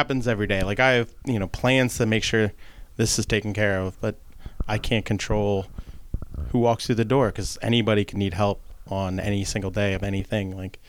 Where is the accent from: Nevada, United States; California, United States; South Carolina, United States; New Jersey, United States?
New Jersey, United States; Linwood; I am locally from Linwood. went to Our Lady of Sorrows Parish growing up. So I'm born and raised in Atlanta County. Thanks to my lovely parents who met here in Atlantic City. So I get to stay here, which is nice.